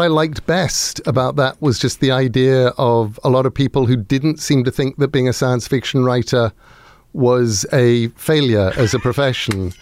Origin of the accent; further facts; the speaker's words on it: Sussex, South East England, United Kingdom; Sussex in England.